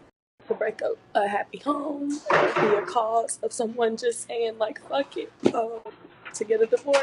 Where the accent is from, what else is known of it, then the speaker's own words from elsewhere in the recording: Pennsylvania, United States; like growing up in Pennsylvania